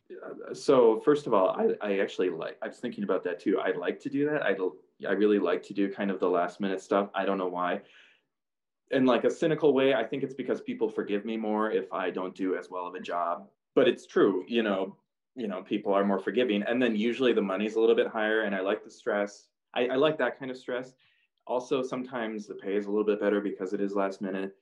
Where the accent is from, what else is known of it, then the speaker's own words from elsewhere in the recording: Two Harbors, Minnesota, United States; moved away as an adult; also born or lived in Iowa; I'm from Two Harbors, which is not a big town by any means